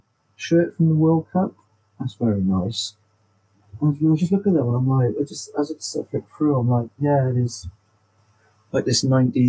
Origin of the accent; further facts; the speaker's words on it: Wales, United Kingdom; being a Welsh person